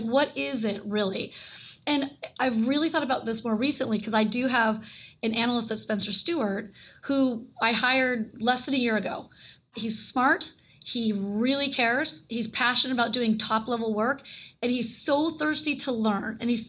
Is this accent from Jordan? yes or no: no; Japan; born there; He was in the Vietnam War. I was born in Japan, and he literally treated me like there is nothing you can't do.